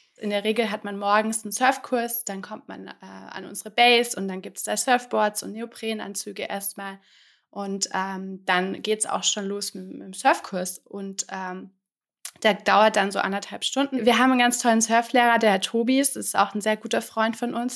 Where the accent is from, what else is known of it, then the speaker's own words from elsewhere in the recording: Germany; moved away as an adult; now in France; als Deutsche quasi in Frankreich